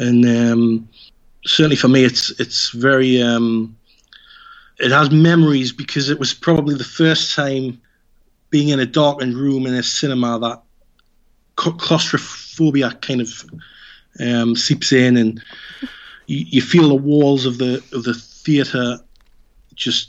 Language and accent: English; Newcastle upon Tyne, North East England, United Kingdom; my hometown